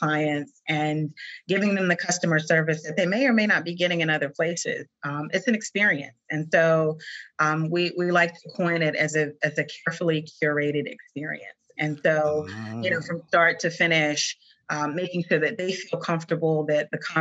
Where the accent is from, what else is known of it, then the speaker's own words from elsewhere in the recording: South Carolina, United States; moved away; my home state of South Carolina, where I'm originally from